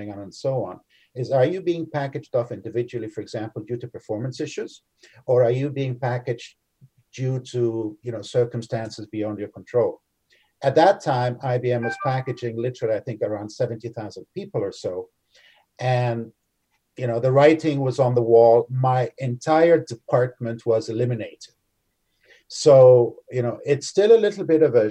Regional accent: Canada; being Canadian

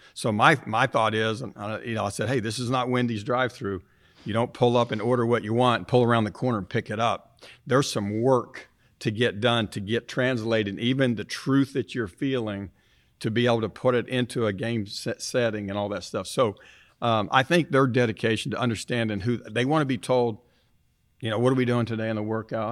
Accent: Tulsa, Oklahoma, United States; being an Oklahoma kid, growing up in Tulsa

